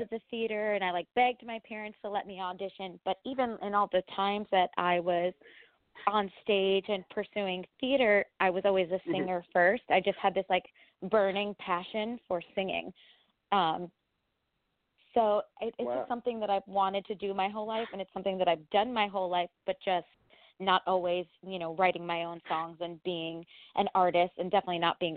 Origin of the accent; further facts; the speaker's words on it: Freehold, New Jersey, United States; moved away as an adult; now in New York City, United States; I actually grew up about an hour south of Manhattan in New Jersey, in Freehold, New Jersey